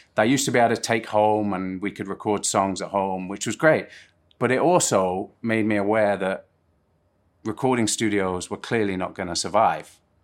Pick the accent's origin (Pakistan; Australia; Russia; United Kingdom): United Kingdom; Plymouth, South West England; moved away; also born or lived in Surrey / Guildford; Plymouth is where I mostly grew up, uh, but obviously I'm, I'm from Surrey